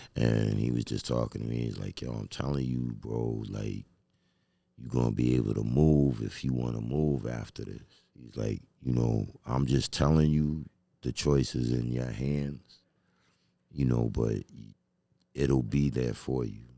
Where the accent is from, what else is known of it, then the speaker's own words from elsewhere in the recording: New York City, New York, United States; I grew up in Flushing